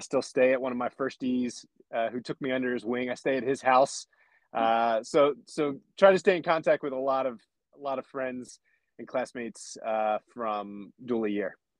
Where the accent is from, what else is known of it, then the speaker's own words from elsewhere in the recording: about 30 minutes south of Lancaster, rural Pennsylvania, United States; I grew up in a small town in Pennsylvania, uh, Lancaster, Pennsylvania. Will put me on the map, uh, but I grew up about 30 minutes south of there uh, in a small rural Amish country, farming, Pennsylvania